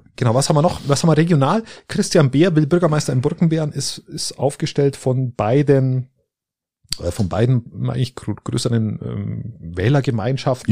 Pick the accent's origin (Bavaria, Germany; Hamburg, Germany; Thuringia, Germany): Bavaria, Germany; Landsberg am Lech; bei uns in Landsberg am Lech oder da irgendwo in der, in der Ecke